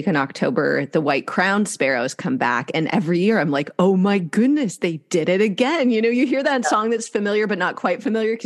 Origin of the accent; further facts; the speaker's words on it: Midwest, United States; now in Southern California, United States; I grew up in the Midwest and I now live in Southern California.